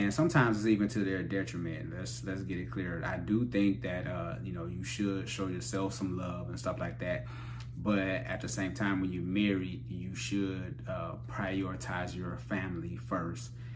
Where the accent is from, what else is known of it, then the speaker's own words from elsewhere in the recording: Cleveland, Ohio, United States; There was so much stuff going on in the hood growing up in Cleveland